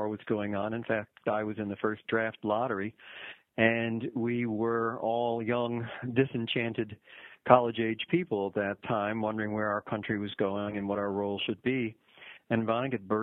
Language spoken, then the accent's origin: English; Midwest, United States; I'm a Midwesterner